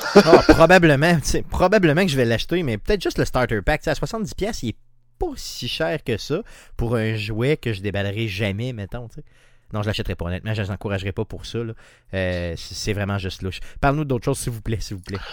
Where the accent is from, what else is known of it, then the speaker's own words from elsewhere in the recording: Quebec, Canada; je viens d'une petite communauté de Québec quand même, vraiment dans le bas, collée sur le fleuve